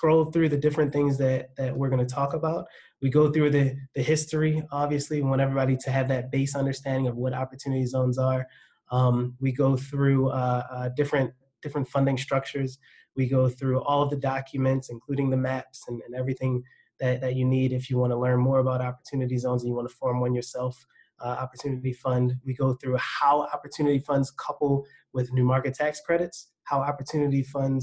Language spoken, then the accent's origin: English; Baltimore, Maryland, United States; accent: Baltimore; My Baltimore accent sometimes escapes me